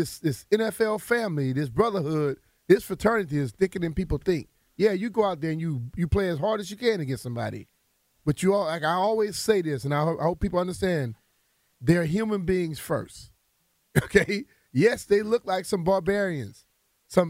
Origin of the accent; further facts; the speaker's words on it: Louisiana, United States; moved away; when I was growing up in Louisiana